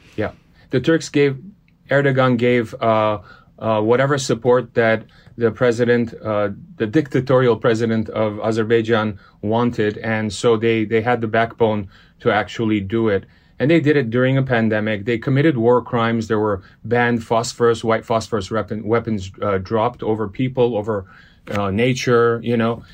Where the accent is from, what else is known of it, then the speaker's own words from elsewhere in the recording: Los Angeles, California, United States; first language Armenian; English is a second language; also born or lived in Beirut, Lebanon; I was born in Lebanon. I was born in Beirut. Uh, seven years old, we migrated to L A when the Lebanese, uh, Lebanese Civil War started. Grew up in Los Angeles